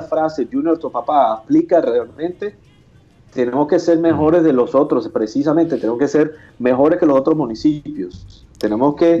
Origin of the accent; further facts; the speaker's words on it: Colombia; nosotros como colombianos